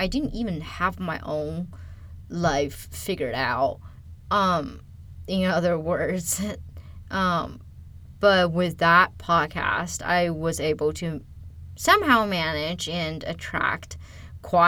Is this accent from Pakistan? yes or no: no; China; English is a second language; moved away as an adult; also born or lived in California, United States; now in United States; I am originally from China. I moved to United States in 2010 to start my undergrad.